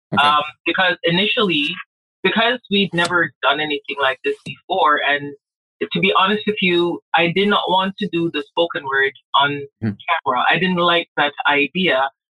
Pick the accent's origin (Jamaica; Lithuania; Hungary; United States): Jamaica; moved away; I grew up in Jamaica